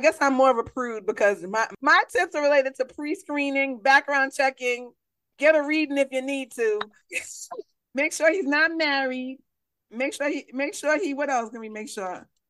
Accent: New York City, New York, United States; I'm from the Bronx

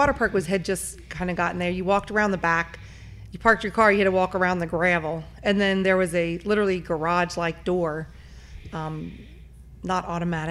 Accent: Northern Kentucky, United States; I grew up in Northern Kentucky, and so never really left

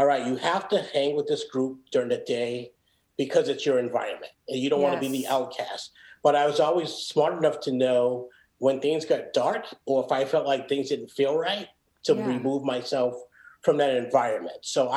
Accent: Boston, Massachusetts, United States; also born or lived in Reading, Massachusetts; I grew up in the inner city of Boston in a town called Dorchester

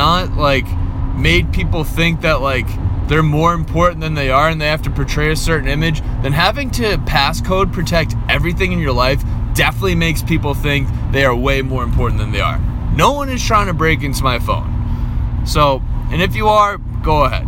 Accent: Boston, Massachusetts, United States; growing up in Boston, an Irish Catholic family

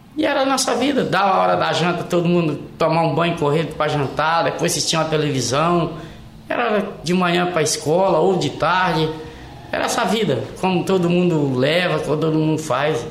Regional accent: Resplendor, Minas Gerais, Brazil; now in Lauro Müller, Brazil; eu sou natural de Minas Gerais, de Resplendor

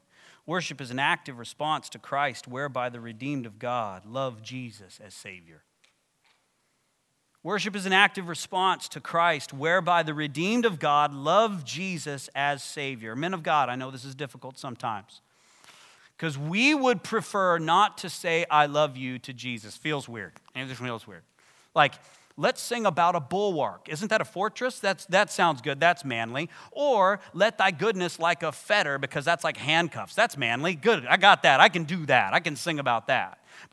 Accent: Texas, United States; If you come from the kind of church I come from and I grew up in West Texas, like very conservative, suit and tie

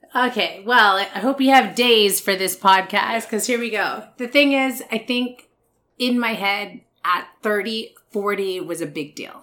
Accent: Vancouver, British Columbia, Canada; two Asians born and raised in Vancouver

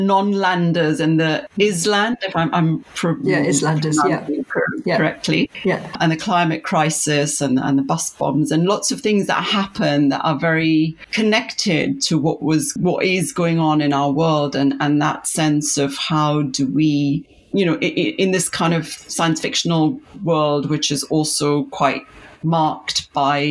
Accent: Pakistan; moved away; when I was growing up in Pakistan

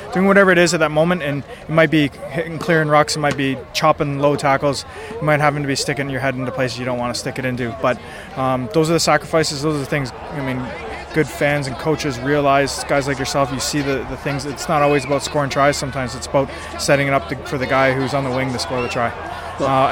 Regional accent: Canada; I'm Canadian

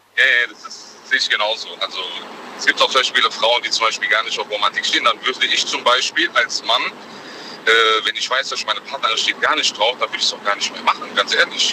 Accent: Frankfurt, Hesse, Germany; bei uns in Frankfurt

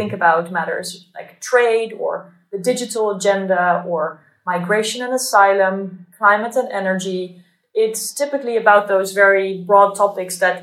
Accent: Netherlands; I'm from the Netherlands

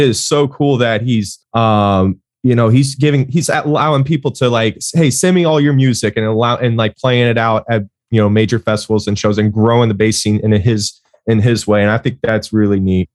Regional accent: Tampa, Florida, United States; I grew up over in Tampa

